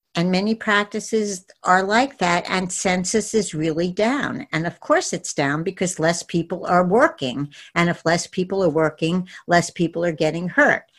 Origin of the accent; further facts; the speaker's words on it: New York City, New York, United States; my hometown is New York City